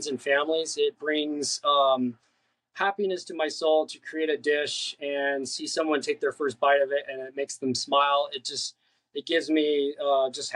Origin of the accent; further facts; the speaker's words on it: Colorado, United States; also born or lived in California; now in Long Beach, United States; I was born here in California, but lived most of my life in Colorado. I was a mountain boy